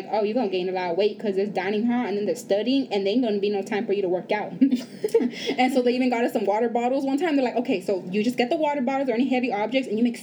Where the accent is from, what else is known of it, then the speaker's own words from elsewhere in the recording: Los Angeles, California, United States; so we come from East LA. We do not come of what we would call privilege.